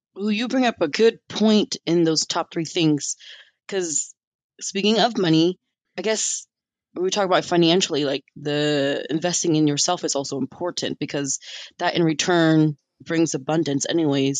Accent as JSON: {"language": "English", "country": "United States", "tie": "born or raised there", "said": "I'm an American citizen and I've been here and I grew up here"}